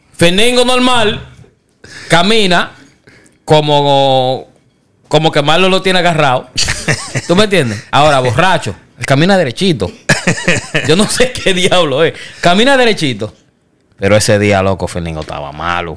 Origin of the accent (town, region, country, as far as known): Dominican Republic; moved away